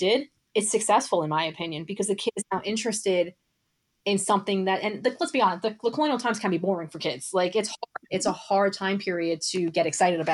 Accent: New York City, New York, United States; moved away; I'm actually originally from Brooklyn. So I've been seeing shows for much of my childhood

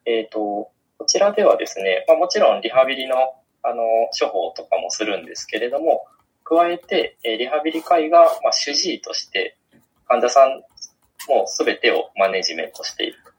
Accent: Okayama, Japan; moved away as an adult; also born or lived in Tokyo; 今、地元の岡山県の方に帰って、はい、岡山で仕事をしております

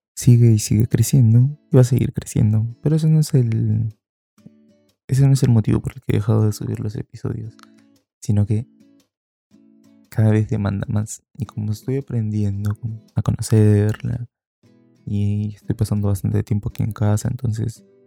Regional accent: Peru; aquí en Perú, cuando yo era niño, estoy hablando pues de fines, finales de los 90

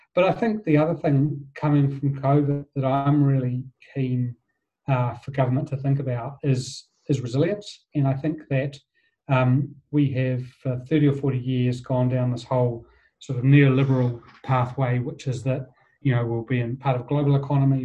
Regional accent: Wellington, New Zealand; I grew up in Wellington

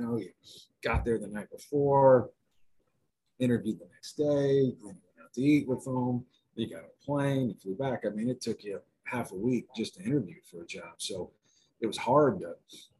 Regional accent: Oklahoma City, Oklahoma, United States; moved away as an adult; also born or lived in Wyoming; I grew up in Oklahoma City

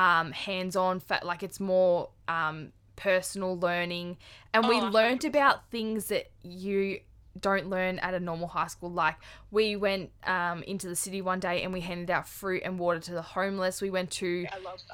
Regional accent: Clyde North, Victoria, Australia; I'm from Clyde North, and I left school when I was... finished year 10

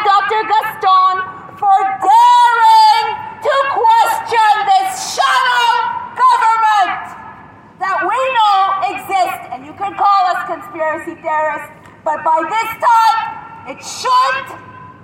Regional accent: Canada; moved away; as a Canadian

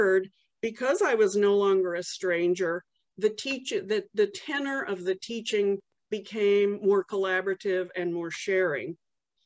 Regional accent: Los Alamos, New Mexico, United States; I grew up in Los Alamos, New Mexico, the home of the atom bomb.

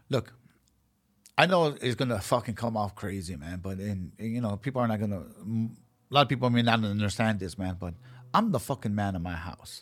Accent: Los Angeles, California, United States; I was born and raised in South Central Los Angeles

